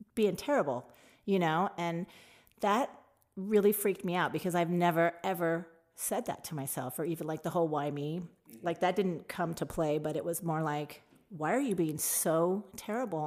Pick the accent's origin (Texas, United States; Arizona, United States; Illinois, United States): Arizona, United States; Tucson; also born or lived in Phoenix, Arizona; I moved from Tucson to Phoenix